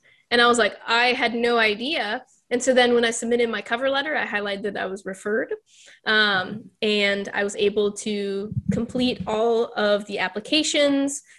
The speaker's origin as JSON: {"language": "English", "region": "Texas", "country": "United States", "also_born_or_lived": "Pittsburgh, Pennsylvania", "moved": "yes", "lives_now": "Florida, United States", "said": "I'm originally from Texas"}